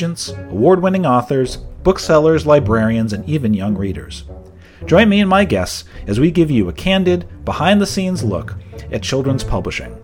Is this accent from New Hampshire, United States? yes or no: yes; Southern New Hampshire, United States; And you know, I'm also from Southern New Hampshire